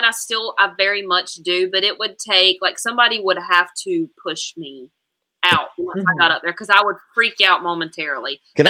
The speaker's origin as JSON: {"language": "English", "region": "North Carolina", "country": "United States", "tie": "born or raised there", "said": "I'm from the South, so line dances are a big thing."}